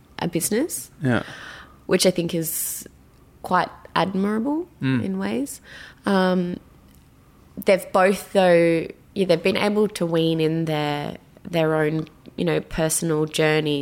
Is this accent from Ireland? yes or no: yes; Ireland; I am Irish